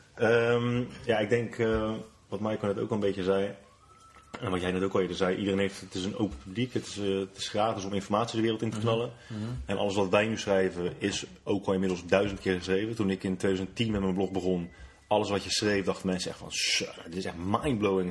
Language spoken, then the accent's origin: Dutch; Netherlands; wij als Nederlanders, als nuchter Nederlanders